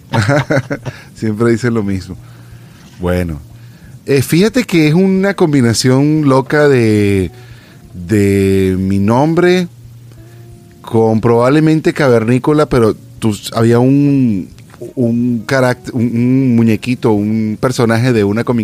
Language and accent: Spanish; Venezuela; moved away as an adult; now in California, United States; yo me vine hace casi 10 años de Venezuela, pero tengo clarito el momento cuando me estaba montando en el avión y exactamente el momento cuando me bajé y llegué a mi aeropuerto acá en California.